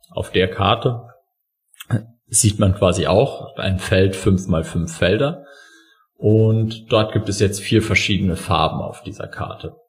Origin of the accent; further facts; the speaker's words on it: Saarland, Germany; als Saarländer